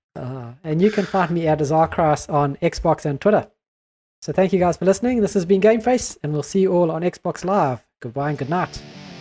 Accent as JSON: {"language": "English", "country": "New Zealand", "said": "we are a Kiwi podcast"}